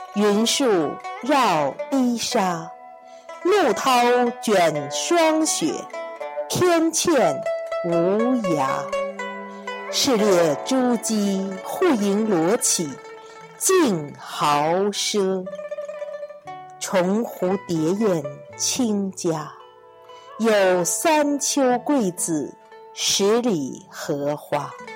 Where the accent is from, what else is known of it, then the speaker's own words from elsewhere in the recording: the North, northern China, China; 我是个北方人